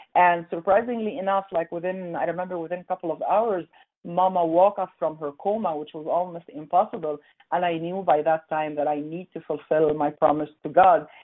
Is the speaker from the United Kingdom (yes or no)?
no; Egypt; moved away as an adult; also born or lived in Montreal, Canada; now in Calgary, Canada; growing up in Egypt, Egypt uh, by that time, long, long, long time ago